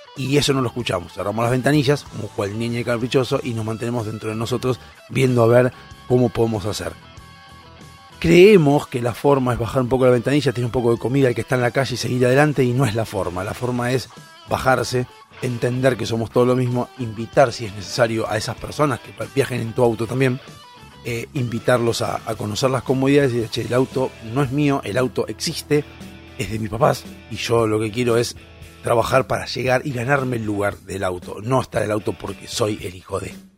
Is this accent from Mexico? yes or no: no; Argentina; somos los argentinos